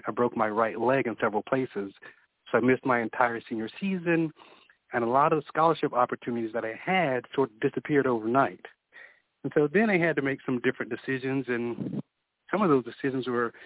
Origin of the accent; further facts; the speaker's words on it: South Carolina, United States; moved away as an adult; also born or lived in Georgia / Minnesota / Tampa, Florida; now in Victoria, Texas, United States; I'm originally from South Carolina